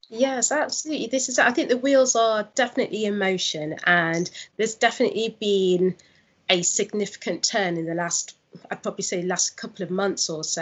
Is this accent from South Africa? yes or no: no; Nottingham, East Midlands, United Kingdom; also born or lived in London; I'm originally from Nottingham. I was living in London for six years, and that's where I launched my business